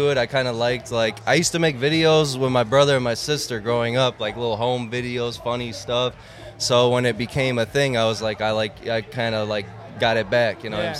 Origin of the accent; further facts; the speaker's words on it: Schaumburg, Illinois, United States; also born or lived in Harwood Heights; now in Chicago, United States; I was born in Harwood Heights, and I lived there for a little bit, and then I moved to Schaumburg. Went to high school there, and then I moved back downtown.